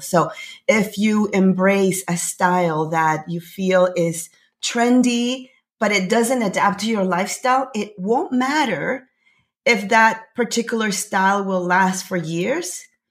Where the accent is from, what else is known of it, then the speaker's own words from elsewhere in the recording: Panama; now in Canada; I'm originally from Panama. I live in Canada.